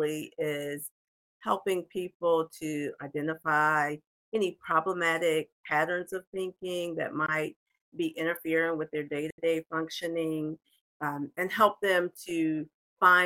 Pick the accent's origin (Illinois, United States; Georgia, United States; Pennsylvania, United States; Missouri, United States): Georgia, United States; moved away as an adult; I'm originally from Georgia, but I spent most of my adult life outside of the state of Georgia